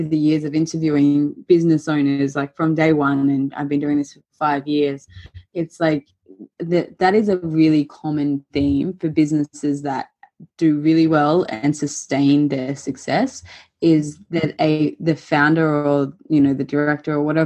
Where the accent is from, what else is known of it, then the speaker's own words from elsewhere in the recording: Queensland, Australia; moved away as an adult; now in Melbourne, Australia; I used to live in Queensland, and I remember coming to Melbourne for, you know, weekends or holidays or whatever. And even from a very young age and up until my 20s, it was like, it definitely felt as a Queenslander coming to Melbourne